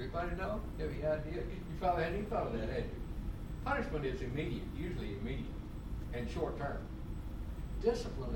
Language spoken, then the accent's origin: English; Oklahoma, United States; moved away; I grew up in Oklahoma